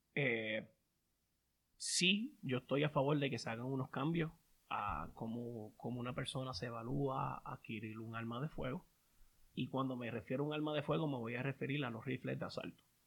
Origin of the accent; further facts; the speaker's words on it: Puerto Rico; moved away; nosotros que venimos de Puerto Rico